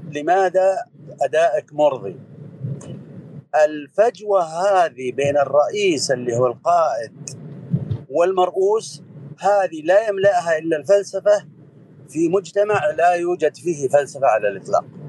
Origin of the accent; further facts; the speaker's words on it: Buraydah, Al-Qassim, Saudi Arabia; نشأت وترعرعت في بريدة